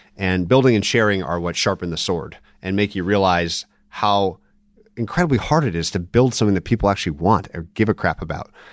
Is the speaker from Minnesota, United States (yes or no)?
yes; Minnesota, United States; I'm actually from Minnesota